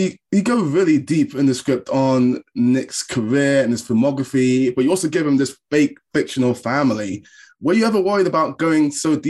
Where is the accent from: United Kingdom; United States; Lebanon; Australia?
United Kingdom; as a Brit